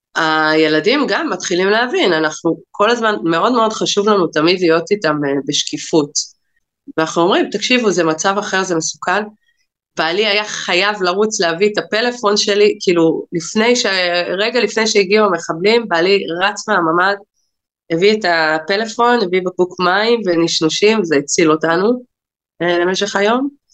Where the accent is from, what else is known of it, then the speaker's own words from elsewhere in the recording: Nir Oz, Southern District, Israel; אני בת קיבוץ ניר עוז, הוריי גרים שם. אני עזבתי את הקיבוץ אחרי הצבא וחזרתי לפני עשר שנים